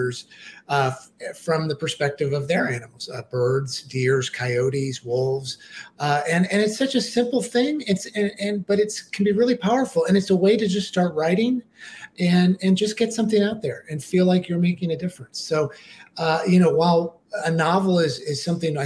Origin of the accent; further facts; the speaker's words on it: St. Louis, Missouri, United States; when I was growing up in St. Louis on barbecue and all kinds of meats